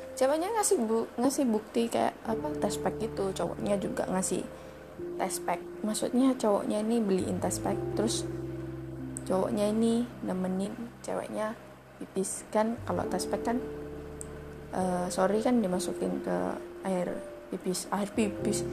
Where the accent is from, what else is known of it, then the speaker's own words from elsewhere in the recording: Surabaya, East Java, Indonesia; accent: medok; aku asli, gak asli sih, aku asalnya Su-, asalnya Surabaya.